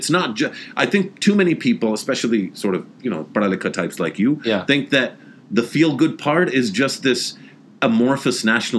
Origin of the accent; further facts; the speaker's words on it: Pakistan; I feel good as a Pakistani.